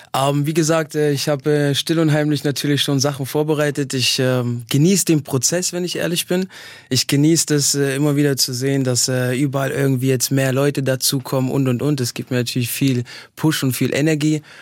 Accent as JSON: {"language": "German", "region": "eastern Germany", "country": "Germany", "tie": "born or raised there", "also_born_or_lived": "Halle an der Saale", "moved": "yes", "said": "ich bin in, in, in, im Osten groß geworden"}